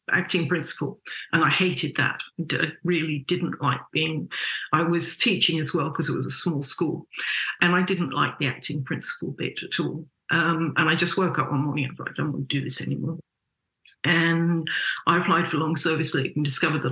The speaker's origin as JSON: {"language": "English", "region": "England", "country": "United Kingdom", "tie": "born or raised there", "moved": "as an adult", "lives_now": "Australia", "said": "I was born in England, which I think everybody knows and can tell from my voice. And I came here in my early 20s"}